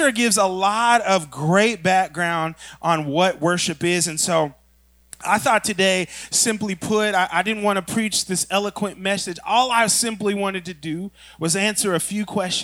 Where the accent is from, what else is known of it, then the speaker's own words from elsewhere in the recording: Oklahoma, United States; I'm from Oklahoma